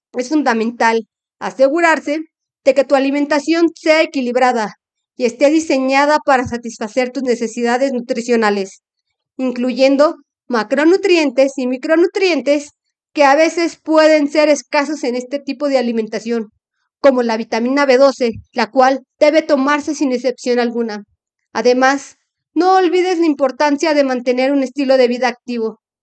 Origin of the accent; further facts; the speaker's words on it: Mexico; como mexicanos tenemos de nuestras costumbres